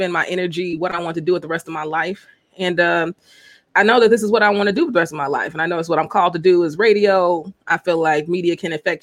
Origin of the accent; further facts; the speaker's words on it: Chicago, Illinois, United States; also born or lived in Des Moines, Iowa; I'm from Chicago